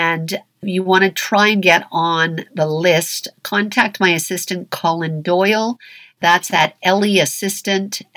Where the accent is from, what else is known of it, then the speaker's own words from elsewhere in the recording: Toronto, Ontario, Canada; I'm from Toronto